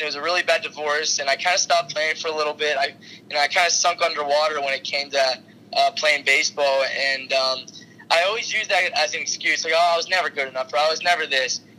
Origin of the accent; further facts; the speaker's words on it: Pittsburgh, Pennsylvania, United States; I'm from Pittsburgh